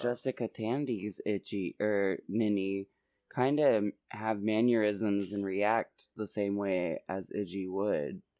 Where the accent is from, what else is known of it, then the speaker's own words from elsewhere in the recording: Oklahoma, United States; growing up in Oklahoma